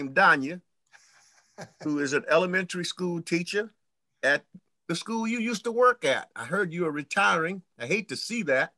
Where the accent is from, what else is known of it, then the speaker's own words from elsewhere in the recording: Fort Lauderdale, Florida, United States; moved away as an adult; also born or lived in Tampa, Florida / Kansas / Michigan; I was born in Hillsborough County, Florida, Tampa. I was raised in Fort Lauderdale, Florida